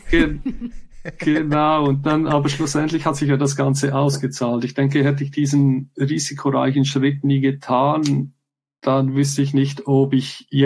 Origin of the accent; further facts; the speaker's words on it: Switzerland; ich weiß zwar so als Schweizer, es gibt ja häufig so Leute, die mögen so das nationale Produkt, sage ich mal.